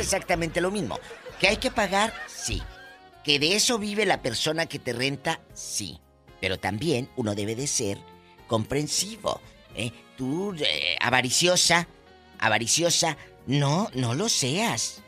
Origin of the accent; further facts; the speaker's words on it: Matamoros, Tamaulipas, Mexico; mi tierra, en mi Matamoros querido